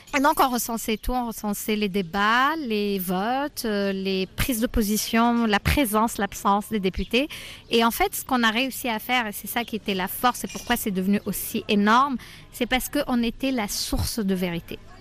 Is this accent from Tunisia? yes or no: yes; southern Tunisia, Tunisia; moved away as an adult; also born or lived in France; Je viens du sud de la Tunisie, qui est une région euh, qui a toujours été oubliée et très pauvre